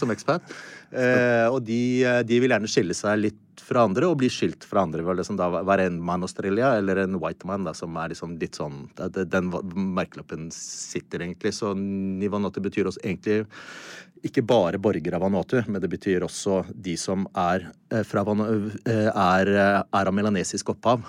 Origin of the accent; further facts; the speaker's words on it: Norway; som nordmann